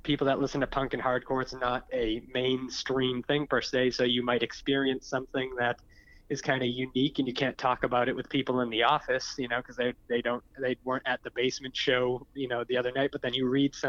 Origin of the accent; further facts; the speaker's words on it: Massachusetts, United States; I'm from Massachusetts